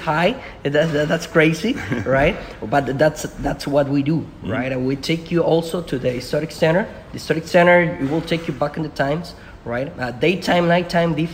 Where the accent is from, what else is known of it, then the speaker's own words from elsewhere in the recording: Talpa de Allende, Jalisco, Mexico; English is a second language; moved away as an adult; also born or lived in Puerto Vallarta, Mexico; now in Mazatlán, Mexico; I'm from Talpa de Allende, a small town behind the mountain of the Sierra Madre, by the area of Puerto Vallarta.